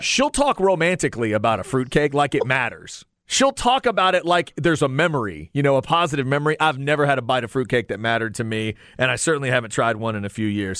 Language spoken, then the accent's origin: English; Texas, United States; We say pecan down here